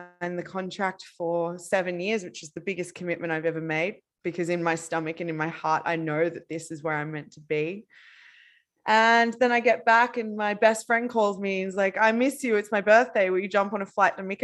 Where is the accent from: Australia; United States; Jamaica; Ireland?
Australia; Queensland; also born or lived in Bali, Indonesia; now in Barcelona, Spain; I'm originally from Australia